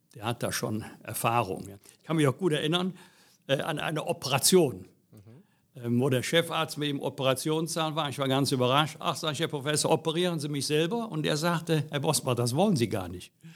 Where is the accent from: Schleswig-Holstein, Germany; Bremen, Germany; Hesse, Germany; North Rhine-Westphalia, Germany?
North Rhine-Westphalia, Germany; Bergisch Gladbach; Ich bin hier geboren, aufgewachsen, und kleben geblieben.